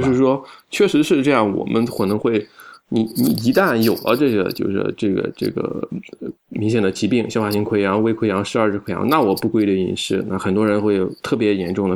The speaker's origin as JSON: {"language": "Chinese", "region": "Shandong", "country": "China", "said": "我们山东人吃的，这个平均来说，比起其他那个省份来说是比较高的"}